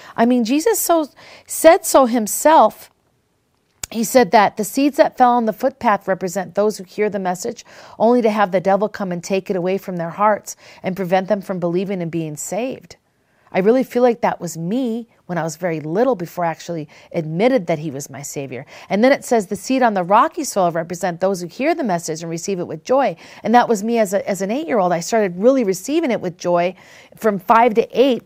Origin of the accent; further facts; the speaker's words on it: Minnesota, Wisconsin, Midwest, United States; When I was a little girl, I grew up in Minnesota in Wisconsin, and I remember we lived on several different farms